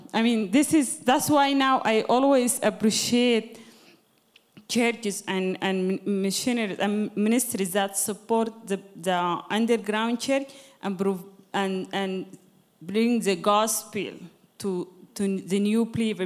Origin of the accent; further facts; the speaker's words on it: Sudan; moved away; I'm originally from Sudan, you know, Sudan is Islamic country.